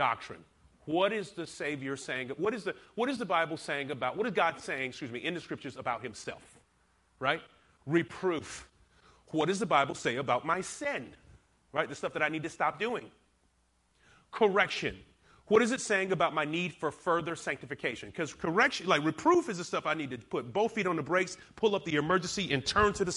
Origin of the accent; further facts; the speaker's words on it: the South, United States; also born or lived in Alabama / Georgia; I'm from the South, so I say paralytic, but I've been not corrected. I have been exhorted by some of my church to say paralytic. But I still stay with paralytic. It just sounds better being from Alabama and Georgia.